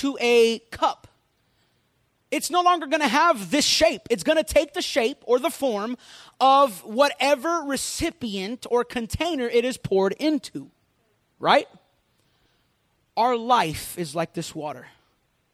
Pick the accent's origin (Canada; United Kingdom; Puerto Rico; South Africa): Puerto Rico; I grew up in Puerto Rico